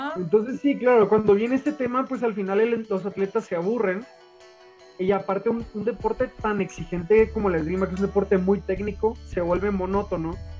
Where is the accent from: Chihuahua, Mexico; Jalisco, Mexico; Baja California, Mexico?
Baja California, Mexico; Tijuana; now in León, Mexico; Soy nacido en Tijuana, de padres sonorenses